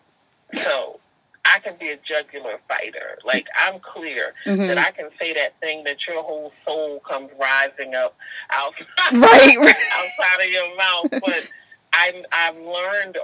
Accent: Philadelphia, Pennsylvania, United States; I'm from Philadelphia

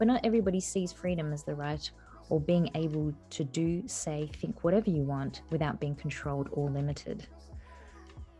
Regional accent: Western Australia, Australia; here in my home state

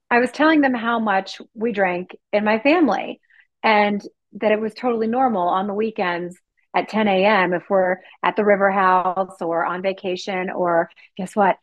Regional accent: East Coast, United States; moved away; I'm originally from the East Coast.

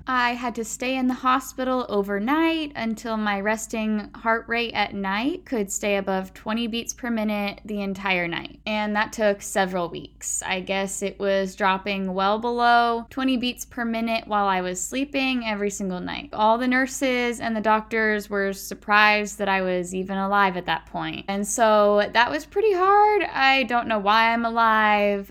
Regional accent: Puyallup, Washington, United States; growing up in Puyallup was your typical cushy, predominantly white, middle class, suburb

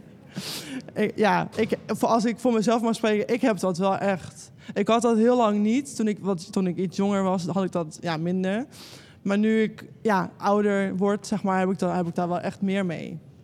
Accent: North Brabant, Netherlands; Ik ben een Brabander

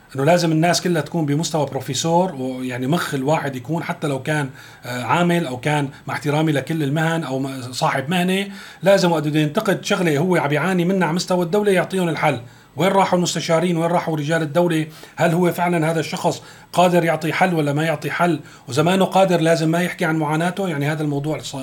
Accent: Syria

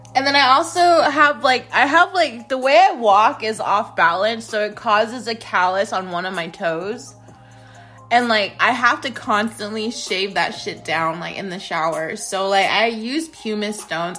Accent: United States; I'm American.

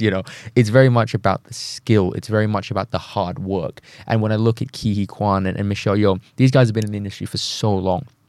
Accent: Thailand; moved away; I'm from Thailand, as someone who comes from Southeast Asia

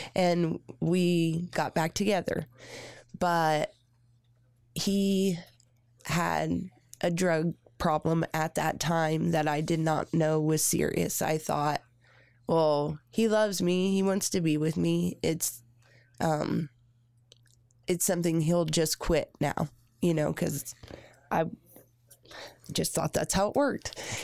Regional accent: Redkey, Indiana, United States; I grew up in Red Key, Indiana

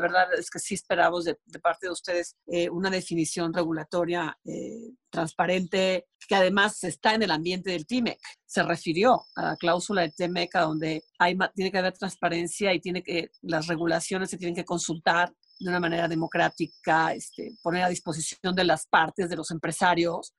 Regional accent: Comitán, Chiapas, Mexico; estaba yo en mi pueblo de Comitán

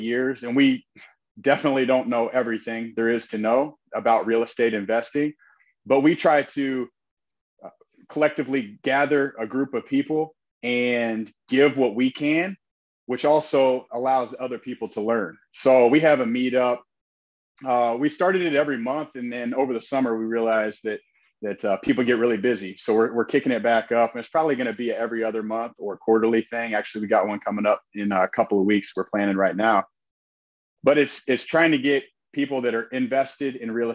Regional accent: Indianapolis, Indiana, United States; now in Northwest Indiana, United States; I'm originally from Indianapolis, live in Northwest Indiana now.

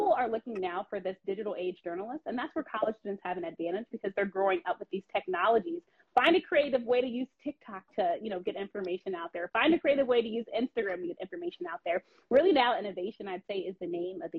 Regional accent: Washington, District of Columbia, United States; knowing the DC landscape, being from this area, no one knows this area like me then. This is my hometown.

